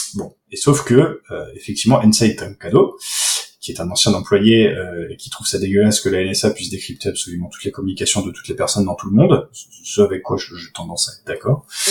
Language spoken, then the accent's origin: French; France; chez nous en France